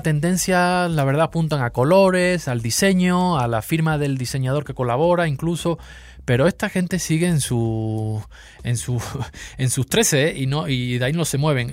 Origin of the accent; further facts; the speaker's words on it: Seville, Andalusia, Spain; accent: sevillano; moved away as an adult; now in Mexico City, Mexico; Yo soy de Sevilla, sí. Aquí llevo ya unos años, ya casi una década, medio chilango